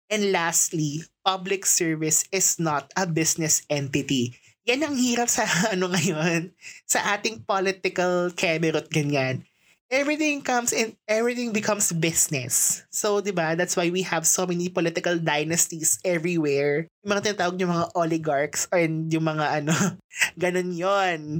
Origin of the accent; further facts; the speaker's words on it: Philippines; as a Filipino citizen